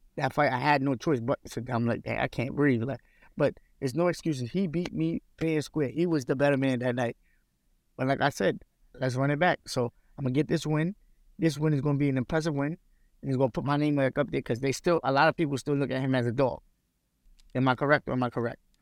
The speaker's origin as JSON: {"language": "English", "country": "United States", "said": "I'm not Russian. I'm American. I ain't Russian"}